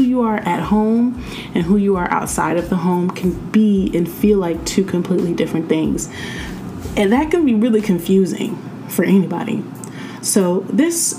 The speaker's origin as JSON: {"language": "English", "country": "United States", "tie": "born or raised there", "said": "I was born in America"}